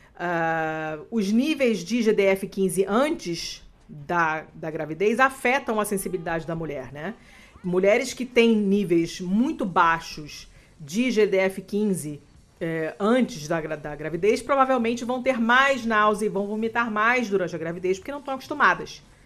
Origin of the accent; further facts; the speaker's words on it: Rio de Janeiro, Brazil; moved away as an adult; now in Italy; Eu nasci, morei na Lagoa até eu me mudar para Itália